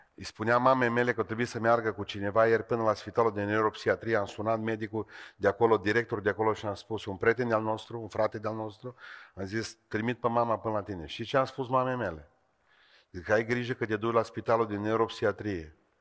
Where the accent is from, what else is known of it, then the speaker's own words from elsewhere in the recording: Beiuș, Bihor County, Romania; sunt din Beiuș